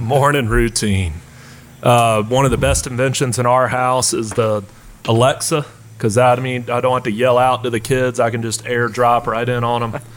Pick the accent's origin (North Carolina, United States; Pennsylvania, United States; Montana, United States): North Carolina, United States; Asheville; born and raised here in Asheville